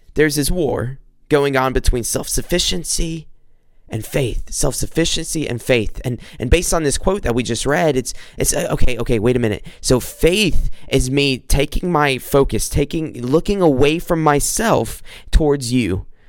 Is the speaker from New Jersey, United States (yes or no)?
no; South Carolina, United States; now in Macomb, United States; I'm from South Carolina. Currently, I'm I'm living in Michigan, in Macomb, Michigan